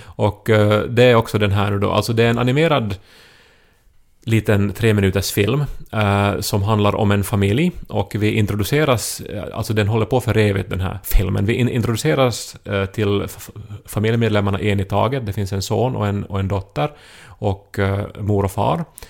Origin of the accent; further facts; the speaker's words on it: Esse, Ostrobothnia, Finland; jag är från Esse, en annan liten